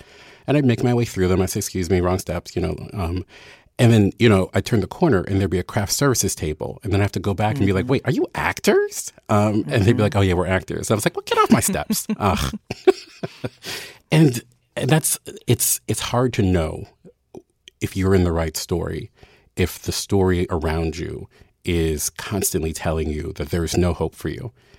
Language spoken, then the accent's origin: English; Baltimore, Maryland, United States; There were many years where every white person I met who I told I was from Baltimore, they would say, I love The Wire.